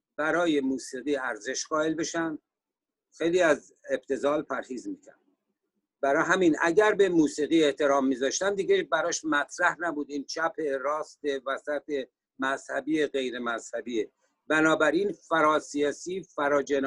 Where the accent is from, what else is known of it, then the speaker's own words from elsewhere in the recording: Sari, Mazandaran, Iran; moved away as an adult; also born or lived in Tehran, Iran / Virginia, United States; now in United States; من اهل ساری هستم و در سال 1968 میلادی به امریکا آمدم